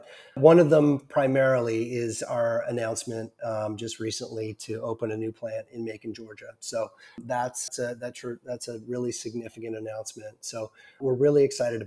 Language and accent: English; Ontario, Canada; I'm from Ontario, Canada.